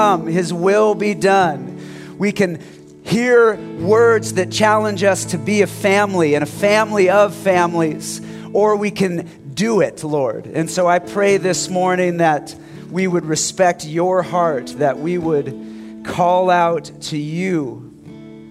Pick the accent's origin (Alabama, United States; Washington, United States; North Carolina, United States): Washington, United States; Spokane; as a young kid growing up in Spokane